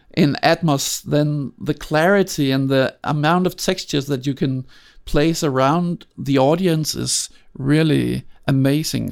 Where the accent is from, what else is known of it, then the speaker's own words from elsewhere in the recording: Copenhagen, Capital Region of Denmark, Denmark; I grew up in Denmark